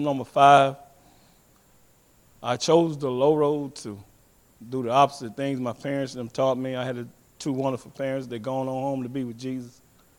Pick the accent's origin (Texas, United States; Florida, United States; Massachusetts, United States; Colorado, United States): Texas, United States; Huntsville; I'm from Huntsville, Texas. I come from Huntsville, Texas. I was born of seven other brothers and sisters. I'm number five.